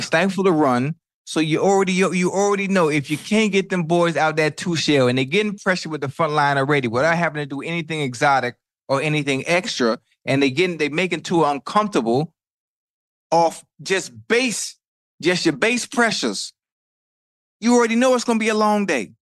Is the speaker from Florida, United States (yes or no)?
yes; Miami, Florida, United States; I'm from Miami